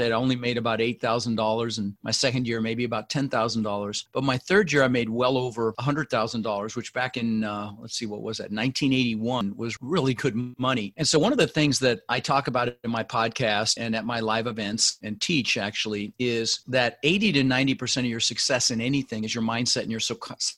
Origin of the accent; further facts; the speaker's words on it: Denver, Colorado, United States; also born or lived in Netherlands; I ended up in Denver, Colorado, where we lived for 30 years, and we didn't have much growing up.